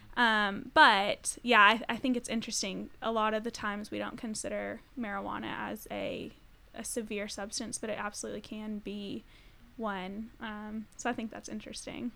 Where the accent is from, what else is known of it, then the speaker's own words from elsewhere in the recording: Colorado, United States; I'm from Colorado